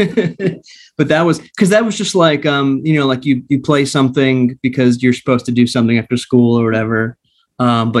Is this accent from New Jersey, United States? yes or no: yes; New Brunswick, New Jersey, United States; moved away as an adult; also born or lived in Austin, Texas; now in Los Angeles, United States; I grew up in Jersey